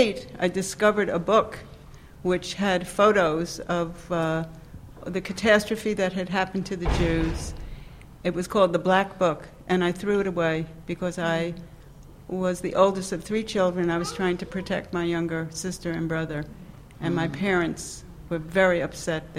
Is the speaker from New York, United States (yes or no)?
yes; New York, United States; moved away as an adult; also born or lived in the South; born and bred in New York